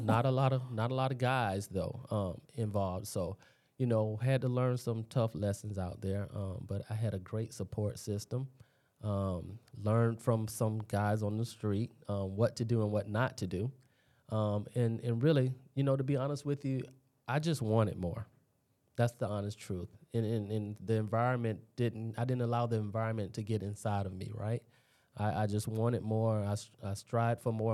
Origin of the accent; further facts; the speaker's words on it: Daytona Beach area, Florida, United States; also born or lived in Washington, D.C.; when I came down here, I was a young kid, and I actually went to Tamoka Elementary